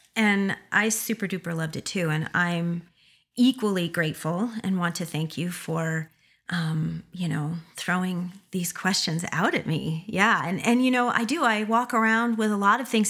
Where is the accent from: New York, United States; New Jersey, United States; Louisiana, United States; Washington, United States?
New York, United States; Schenectady; that is my area code from being from upstate New York, Schenectady